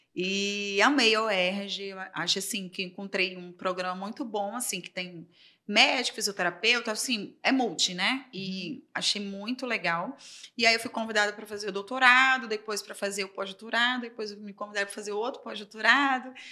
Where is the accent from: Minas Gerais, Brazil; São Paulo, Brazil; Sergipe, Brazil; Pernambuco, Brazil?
Sergipe, Brazil; Aracaju; moved away as an adult; now in Rio de Janeiro, Brazil; eu sou de Aracaju, Sergipe